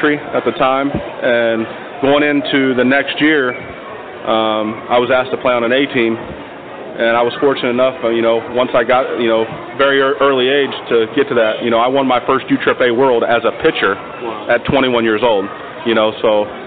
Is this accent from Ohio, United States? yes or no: yes; Delaware, Ohio, United States; I was born in Delaware, Ohio, small town just about 20 minutes north of Columbus